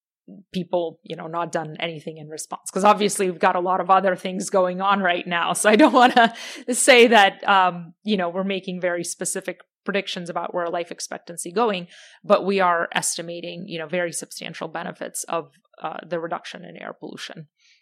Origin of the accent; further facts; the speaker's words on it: Ukraine; as you know, I'm from Ukraine originally, so that's been taking up a lot of my headspace in time over the past year and a half.